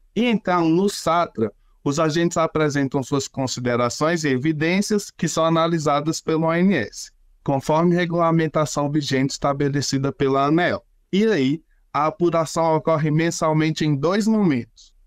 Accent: interior of Bahia, Brazil; now in Brasília, Brazil; Falo de Brasília, mas sou baiano, do interior da Bahia

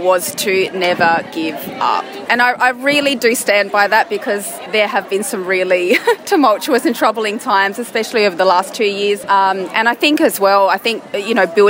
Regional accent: Adelaide, South Australia, Australia; we're from Adelaide

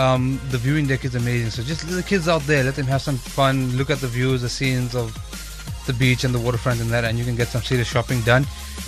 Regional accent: India; I'm Indian, guys, so we love a bargain, you know what I'm saying?

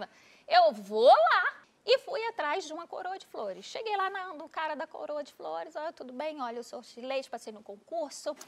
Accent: Recife, Pernambuco, Brazil; moved away as an adult; also born or lived in Natal; Eu sou de Recife

